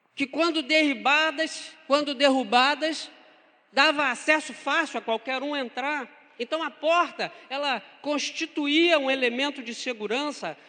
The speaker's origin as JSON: {"language": "Portuguese", "town": "Niterói", "region": "Rio de Janeiro", "country": "Brazil", "tie": "born or raised there", "said": "sou nascido, criado em Niterói"}